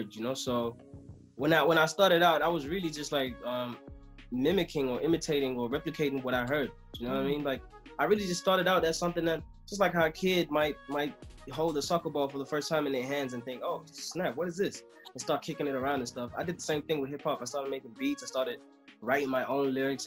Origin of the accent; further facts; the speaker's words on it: Durban, KwaZulu-Natal, South Africa; moved away as an adult; now in Johannesburg, South Africa; I'm from Durban.